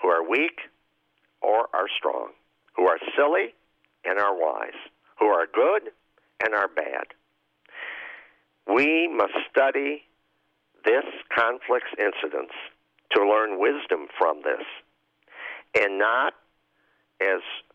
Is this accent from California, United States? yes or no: no; Chicago, Illinois, United States; I say this as a Chicagoan and an Illinoisan and a citizen of the United States